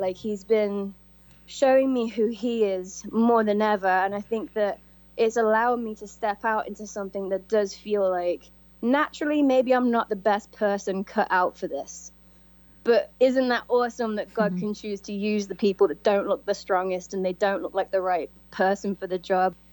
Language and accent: English; Coventry, West Midlands, United Kingdom; moved away as an adult; I came from Coventry, England